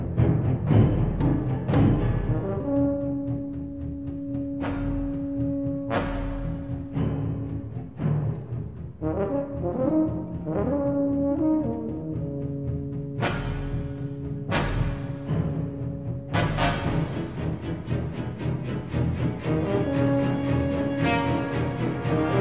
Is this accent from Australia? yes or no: yes; Australia; being an Australian